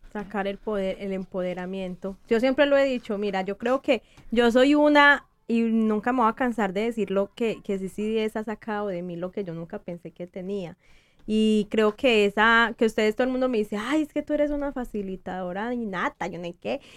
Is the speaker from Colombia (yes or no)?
yes; Colombia; yo soy colombiana